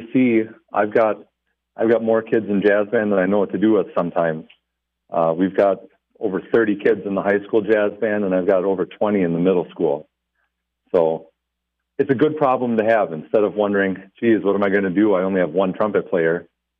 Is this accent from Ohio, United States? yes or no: no; Glencoe, Minnesota, United States; also born or lived in Little Fork, Minnesota / Big Falls, Minnesota; My wife and I grew up in Glencoe.